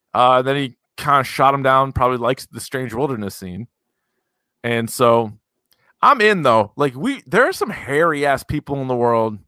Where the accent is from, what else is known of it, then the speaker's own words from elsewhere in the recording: New Hampshire, United States; growing up in New Hampshire